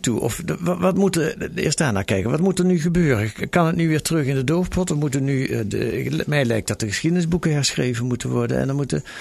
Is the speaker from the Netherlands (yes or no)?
yes; Netherlands; wij zijn Nederlanders en hele gewone mensen